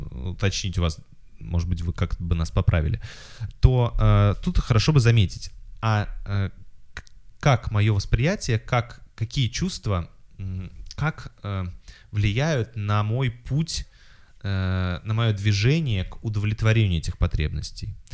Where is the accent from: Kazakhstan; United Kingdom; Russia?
Kazakhstan; у людей такое представление, что я должна знать казахский, раз я казашка.